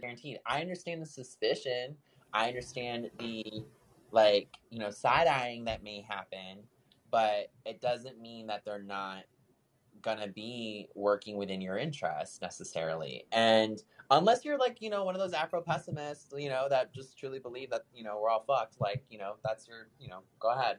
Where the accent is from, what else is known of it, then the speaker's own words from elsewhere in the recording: Midwest, United States; moved away as an adult; now in San Diego, United States; as someone who grew up on a farm, worked on a farm, being that Midwesterner